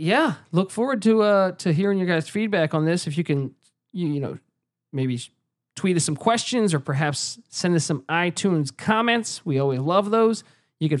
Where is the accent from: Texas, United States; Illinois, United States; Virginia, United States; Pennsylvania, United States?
Virginia, United States; We're both from Virginia